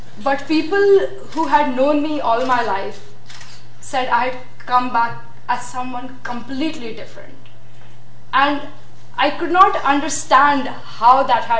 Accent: Pakistan; I'm from Pakistan

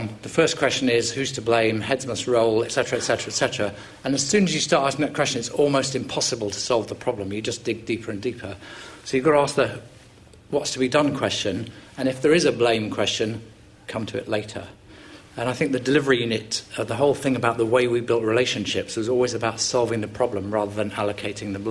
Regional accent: England, United Kingdom; we're English

